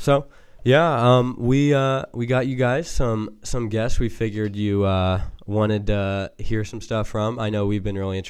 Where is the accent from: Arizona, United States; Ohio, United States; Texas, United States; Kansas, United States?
Ohio, United States; Dayton; I'm from Dayrock, Dayton.